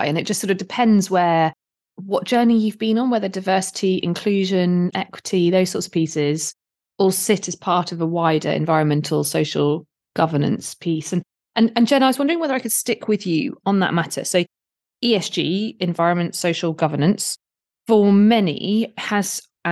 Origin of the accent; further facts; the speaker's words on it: United Kingdom; accent: British; I'm a bit British, as you can tell from my accent